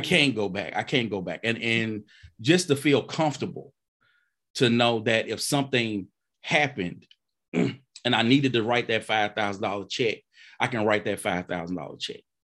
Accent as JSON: {"language": "English", "region": "Mississippi", "country": "United States", "said": "I'm from Mississippi now"}